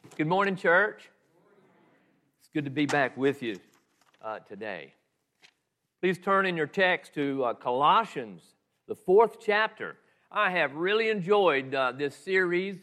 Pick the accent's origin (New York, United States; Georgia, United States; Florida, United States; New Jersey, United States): Georgia, United States; Southeast; moved away as an adult; I was raised in Southeast Georgia